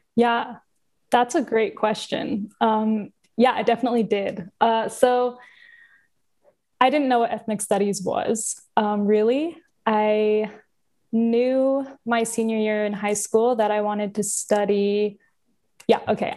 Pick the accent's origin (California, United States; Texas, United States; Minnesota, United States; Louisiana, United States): California, United States; Southern; I grew up in Southern California, uh, small town-ish